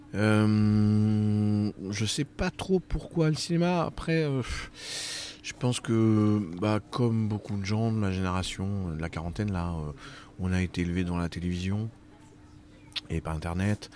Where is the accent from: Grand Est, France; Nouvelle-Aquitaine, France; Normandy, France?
Nouvelle-Aquitaine, France; Brive-la-Gaillarde; now in Paris, France; je suis né à Brive. j'ai eu mon bac au lycée Arsonval